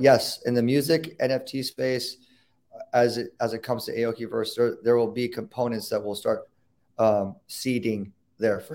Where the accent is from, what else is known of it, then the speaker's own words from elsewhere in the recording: Newport Beach, California, United States; I grew up in Newport Beach